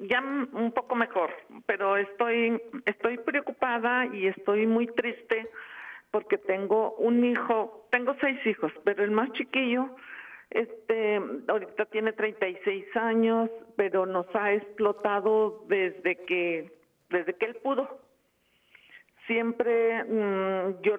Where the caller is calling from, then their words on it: Costa Rica; Hola padre, ¿cómo estás? … soy de Costa Rica